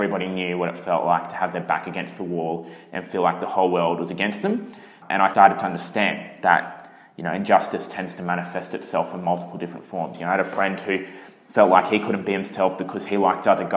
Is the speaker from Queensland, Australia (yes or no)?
yes; Brisbane, Queensland, Australia; My mum is Chinese, my dad's Italian, and I was born in Brisbane